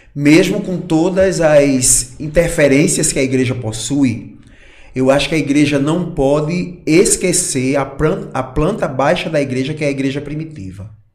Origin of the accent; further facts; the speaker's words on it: Barreiras, Brazil; moved away; also born or lived in Natal; eu cresci em Barreiras